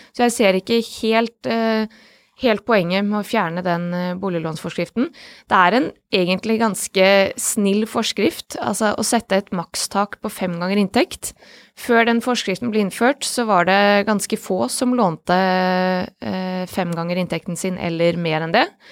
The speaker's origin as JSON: {"language": "Norwegian", "country": "Bosnia & Herzegovina", "moved": "yes", "lives_now": "Norway", "said": "mitt hjemland Bosnia."}